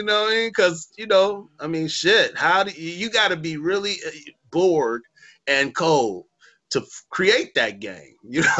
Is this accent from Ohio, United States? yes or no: no; Chicago, Illinois, United States; And that's how we are in Chicago about hockey